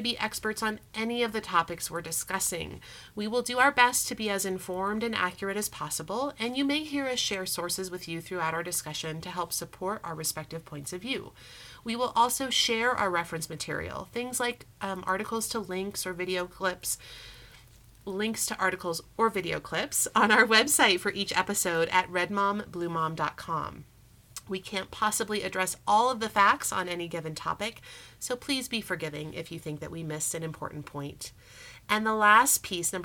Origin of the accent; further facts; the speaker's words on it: Colorado, United States; also born or lived in Europe; I grew up in Colorado. I love Colorado. I attended both high school and college here in the Denver area.